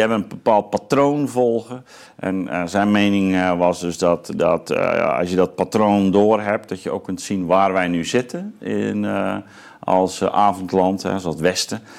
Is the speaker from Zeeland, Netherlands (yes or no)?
yes; Zeelandic Flanders, Netherlands; ik ben opgegroeid in Zeeuws-Vlaanderen.